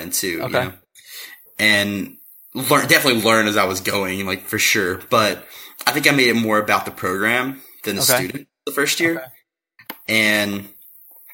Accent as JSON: {"language": "English", "region": "Kentucky", "country": "United States", "moved": "yes", "lives_now": "Chicago, United States", "said": "I'm from Kentucky. I'm a white guy from Kentucky"}